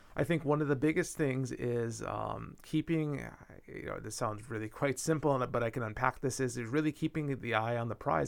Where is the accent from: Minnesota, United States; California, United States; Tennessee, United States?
Minnesota, United States; my home state of Minnesota